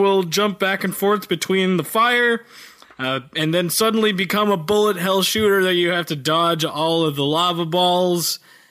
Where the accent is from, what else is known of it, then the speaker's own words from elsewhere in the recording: Canada; Or maybe I'm just being Canadian and I'm overthinking this too much.